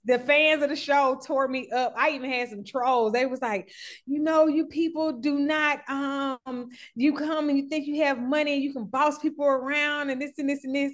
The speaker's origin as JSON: {"language": "English", "town": "Atlanta", "region": "Georgia", "country": "United States", "said": "I'm from Atlanta"}